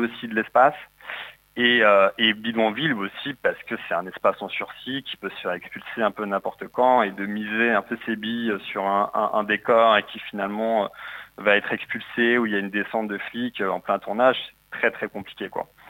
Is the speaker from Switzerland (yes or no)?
no; Paris region, Île-de-France, France; moved away as an adult; now in Marseille, France; je suis de la région parisienne, mais j'ai ah quitté Paris pour, euh, pour le sud et le soleil